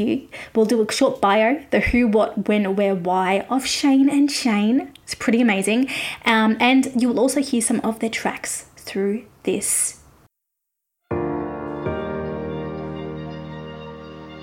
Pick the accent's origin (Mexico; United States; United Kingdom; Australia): Australia; I'm an Australian music journalist